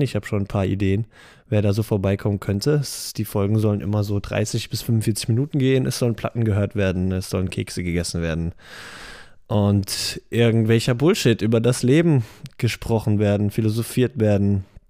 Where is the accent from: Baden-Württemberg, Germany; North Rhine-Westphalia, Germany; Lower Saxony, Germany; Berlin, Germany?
Baden-Württemberg, Germany; Heidelberg; now in Mainz, Germany; ich bin 26, geboren in Heidelberg, lebe aber in dem schönen Mainz